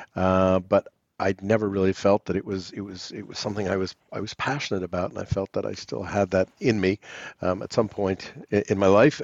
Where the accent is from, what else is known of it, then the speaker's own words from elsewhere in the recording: New York City, New York, United States; also born or lived in London, United Kingdom; now in Cotswolds, United Kingdom; on the upper east side of Manhattan. Real New Yorkers, as we used to call ourselves